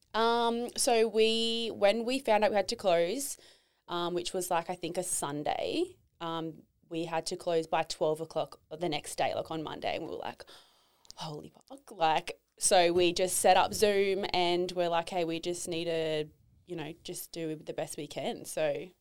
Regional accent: Tweed Heads, New South Wales, Australia; I grew up down in Tweedheads, Norwalk Point

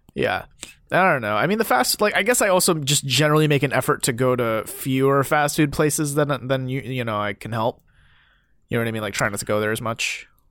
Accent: near Pyeongchang, Gangwon, South Korea; moved away; so close to my hometown

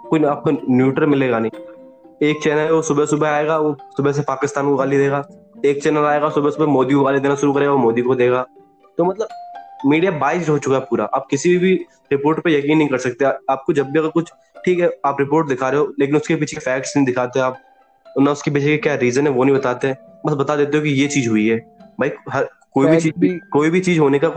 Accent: Uttar Pradesh, India; मैं खुद यूपी से हूँ मैं आपको ऑन ग्राउंड रेटिव बताता हूँ

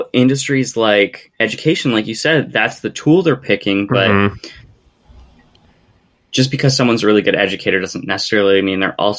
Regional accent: United States; As an American

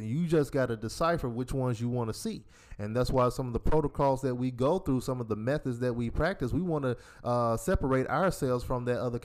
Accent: Decatur, Georgia, United States; We're 5 years apart, born and raised in Decatur, Georgia.

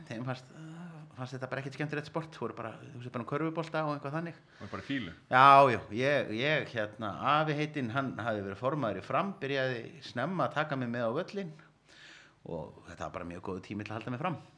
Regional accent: Reykjavik, Capital Region, Iceland; Þegar ég er reykvikingur úr Vesturbænum náðu nú samt sem aður að vera framari

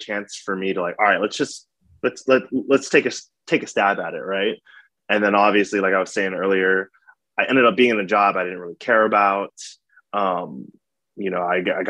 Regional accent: New York, United States; moved away as an adult; also born or lived in Jacksonville; now in Los Angeles, United States; I'm originally born in New York. I'm from New York

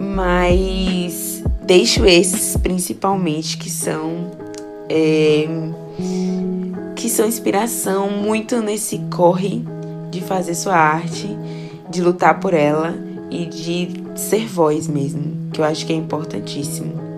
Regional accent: Feira de Santana, Bahia, Brazil; Eu sou de Feira de Santana, Bahia

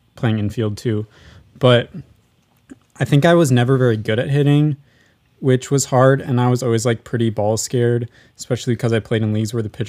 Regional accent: United States; We're American.

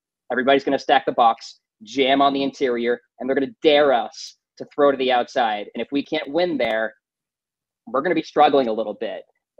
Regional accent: New England, United States; I'm from New England, though.

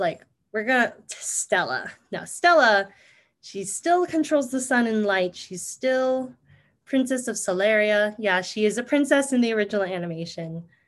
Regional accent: Philippines; being Filipino

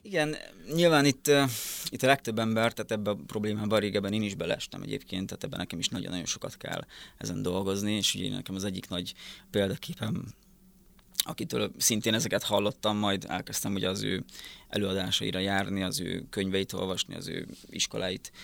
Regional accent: Szabolcs-Szatmár-Bereg, Hungary; moved away as an adult; also born or lived in Miskolc; now in Budapest, Hungary; Szabolcs megyében nőttem fel egy teljesen kis egyszerű faluba

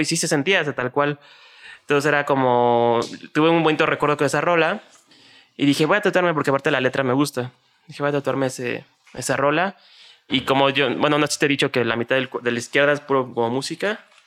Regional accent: Mexico City, Mexico; also born or lived in Xalapa, Veracruz; sí soy jarocho porque nací en Jalapa, en Veracruz, pero pues en realidad nunca vivía allá. Entonces más chilango que jarocho

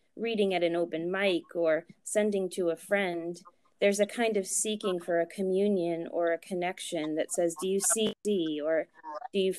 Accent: New Hampshire, United States; also born or lived in Boston, Massachusetts; I was born in New Hampshire, raised in New Hampshire

